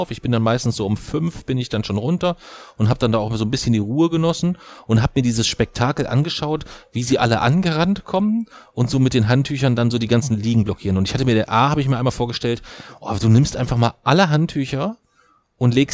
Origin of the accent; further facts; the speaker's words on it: Kassel, Hesse, Germany; ich komme aus Kassel, was sollen wir Kassler denn alles tun?